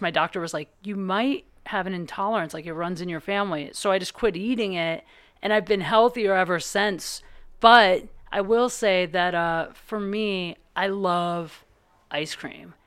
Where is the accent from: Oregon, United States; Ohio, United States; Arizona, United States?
Ohio, United States; now in Los Angeles, United States; I'm from Ohio